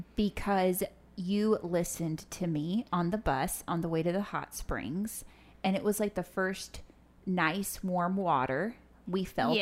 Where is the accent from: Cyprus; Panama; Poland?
Panama; Panama City; Well, I grew up as a TCK in Panama City, Panama. My parents got on the mission field when I was between like 1 and 2, spent a year in Costa Rica, then went to Panama.